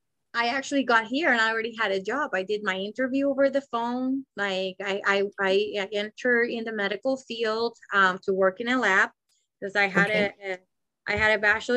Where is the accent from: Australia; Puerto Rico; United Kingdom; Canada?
Puerto Rico; moved away as an adult; also born or lived in Massachusetts; and I grew up in Puerto Rico, which I didn't know what racism was until I was age 20 that I moved to Massachusetts.